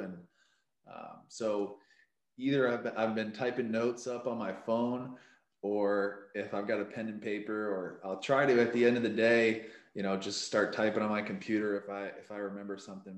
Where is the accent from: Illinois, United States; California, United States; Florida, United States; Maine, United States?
Maine, United States; moved away as an adult; now in San Diego, United States; I'm from Maine originally